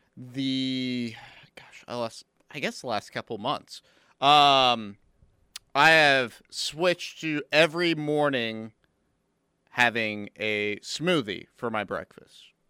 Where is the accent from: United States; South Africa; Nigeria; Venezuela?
United States; Norman, Oklahoma; since I was a kid growing up in Norman